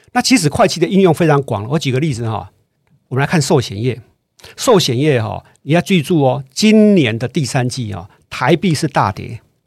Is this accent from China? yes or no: no; Taiwan; 这个我们台湾人有个坏习惯哦